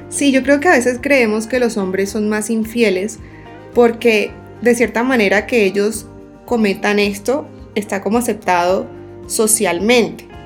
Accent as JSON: {"language": "Spanish", "town": "Barranquilla", "region": "Atlántico", "country": "Colombia", "lives_now": "Bogotá, Colombia", "said": "Soy una barranquillera de 25 años viviendo en Bogotá."}